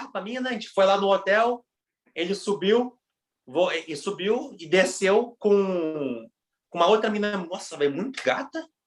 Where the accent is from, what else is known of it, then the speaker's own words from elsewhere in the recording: Brazil; não, mano, não sou daqui não, sou do Brasil.